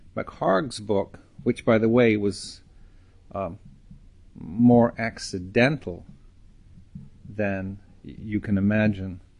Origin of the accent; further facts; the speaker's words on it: Edinburgh, Scotland, United Kingdom; moved away as an adult; also born or lived in Manchester, England / London, England; growing up in Scotland